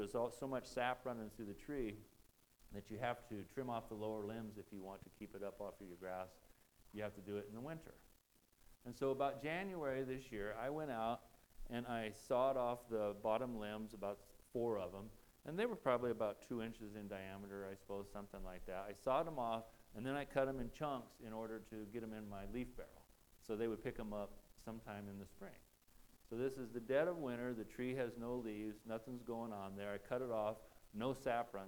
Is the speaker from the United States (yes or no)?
yes; Nebraska, United States; I'm from Nebraska